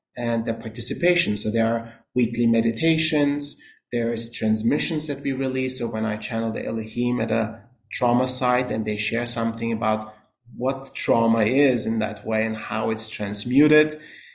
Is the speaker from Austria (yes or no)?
yes; Austria; moved away as an adult; also born or lived in New York / California; now in United States; Born and raised in Austria